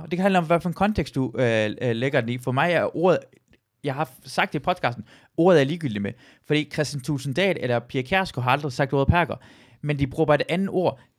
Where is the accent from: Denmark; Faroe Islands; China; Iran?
Iran; jeg føler ikke, at, at drille mig, at jeg er iraner, er sparket ned af, fordi jeg føler ikke, det er mindre værd ved iraner end dansk.